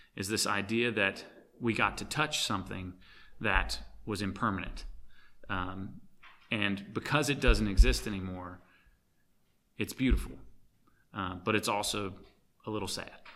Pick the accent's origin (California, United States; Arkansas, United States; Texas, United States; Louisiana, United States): Arkansas, United States; growing up in Arkansas